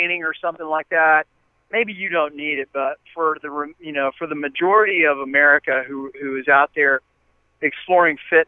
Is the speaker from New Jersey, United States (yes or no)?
no; Huntington, West Virginia, United States; I'm from West Virginia, that is the most obese state in the country, and I come from Huntington, West Virginia